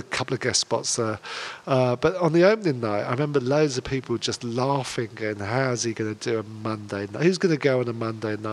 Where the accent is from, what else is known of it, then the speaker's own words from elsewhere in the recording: London, United Kingdom; my hometown of London